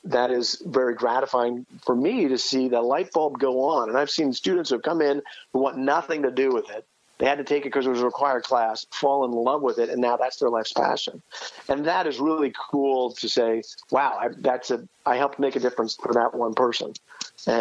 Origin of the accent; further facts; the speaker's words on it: East Coast, United States; now in Manhattan, Kansas, United States; I'm from the East Coast originally